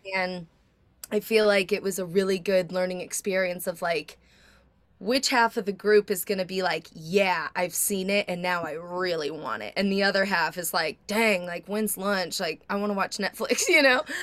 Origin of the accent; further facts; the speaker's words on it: Nashville, Tennessee, United States; we're both from Nashville, country singers